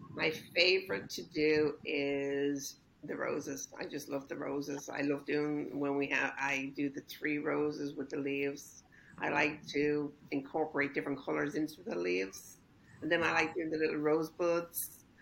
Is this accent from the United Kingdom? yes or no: no; Ireland; moved away as an adult; now in Costa Mesa, United States; I'm originally from Ireland. I've lived here in uh-huh. Costa Mesa for over thirty years